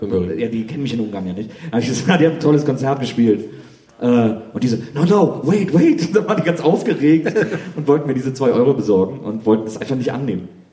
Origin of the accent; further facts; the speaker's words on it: Wesseling, North Rhine-Westphalia, Germany; moved away; ich komme ja aus Wesseling, das ist auch ein kleines Städtchen.